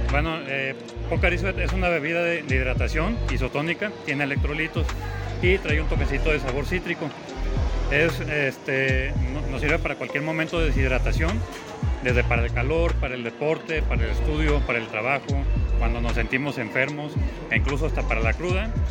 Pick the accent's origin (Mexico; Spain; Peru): Mexico; como buenos mexicanos que a todos le echamos limón